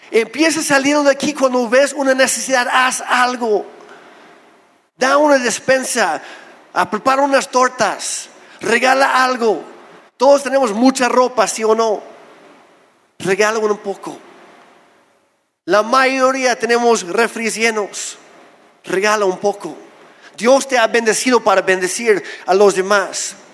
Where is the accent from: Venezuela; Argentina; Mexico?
Mexico; Oaxaca; Lo primero que sale de mi boca no es soy canadiense, es soy de Oaxaca. Y luego no me creen. Pero soy oaxaqueño, soy mexicano con todo y papeles.